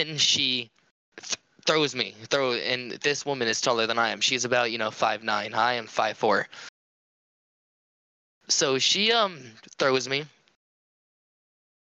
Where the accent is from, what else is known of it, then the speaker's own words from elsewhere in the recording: Cajun, Louisiana, United States; I'm a Cajun kid